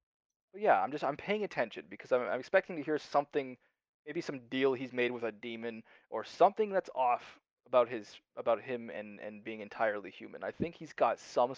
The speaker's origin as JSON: {"language": "English", "country": "Canada", "said": "I'm Canadian"}